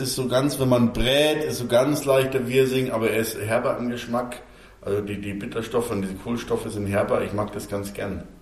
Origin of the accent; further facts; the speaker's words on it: Bavaria, Germany; für mich als Bayer